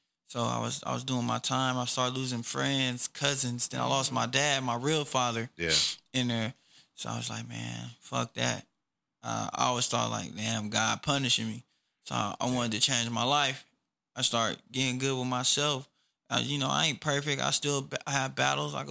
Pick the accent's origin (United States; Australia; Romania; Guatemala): United States; Oak Park; I'm from Oak Park